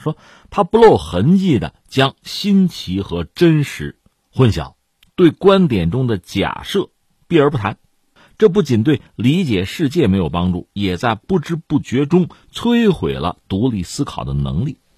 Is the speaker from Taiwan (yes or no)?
no; China; 我们中国人讲一句话叫"兼听则明"